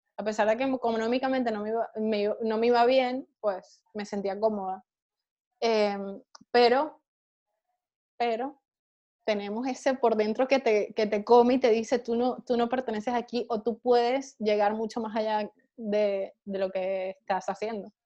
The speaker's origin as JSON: {"language": "Spanish", "town": "Punto Fijo", "region": "Falcón", "country": "Venezuela", "tie": "born or raised there", "also_born_or_lived": "Colombia", "moved": "as an adult", "lives_now": "Spain", "said": "vivir de la magia en mi país"}